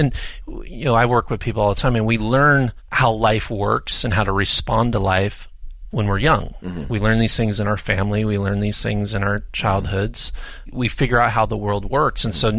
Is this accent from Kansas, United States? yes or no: no; California, United States; I'm a Southern California native. I can't be far from the ocean.